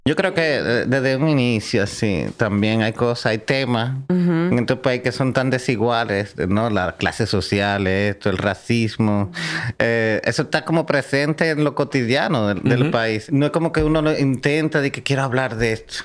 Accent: Dominican Republic; also born or lived in Cuba / Spain; yo soy dominicano.

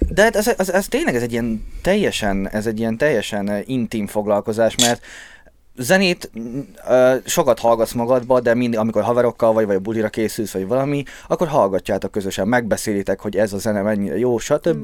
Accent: Békéscsaba, Békés, Hungary; moved away; ahol laktam, Csabám, azon belül is békésen, ott olyan helyen laktunk, ahol sokáig nem volt normális internet.

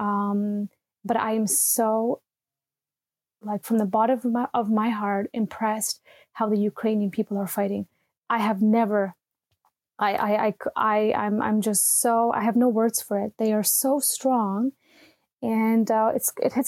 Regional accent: Canada; moved away as an adult; now in Berlin, Germany; I'm based in Berlin, and I'm a Canadian. I've been living in Berlin for 11 years

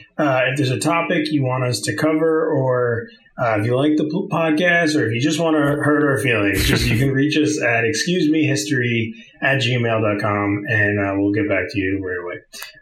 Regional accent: New Jersey, United States; also born or lived in Virginia; now in New York City, United States; I'm from New Jersey originally. We met in Virginia. I used to be stationed down there, and then we both live in New York City now.

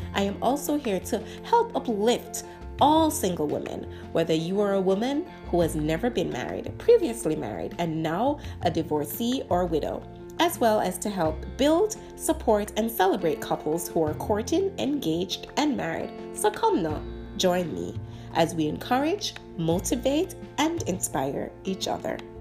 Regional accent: Jamaica; as Jamaican

